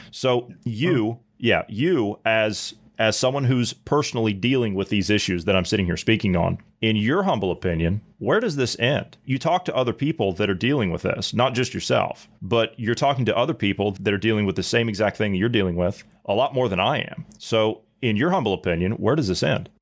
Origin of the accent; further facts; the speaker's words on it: Ohio, United States; moved away; I'm from Ohio